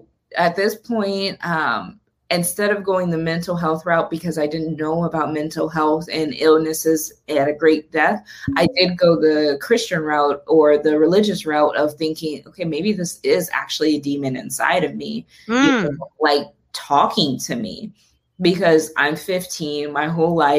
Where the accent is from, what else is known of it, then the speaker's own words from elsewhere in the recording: Toledo, Ohio, United States; also born or lived in Columbus, Ohio; we moved to Columbus from Toledo